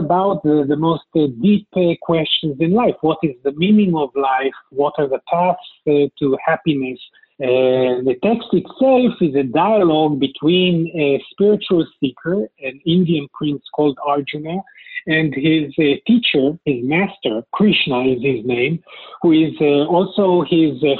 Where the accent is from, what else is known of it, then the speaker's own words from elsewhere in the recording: Israel; first language Hebrew; English is a second language; also born or lived in New York, United States / Los Angeles, United States; I'm a native of Israel, travel a lot to the U.S. and have worked in the U.S., etc., but Israel is my home country.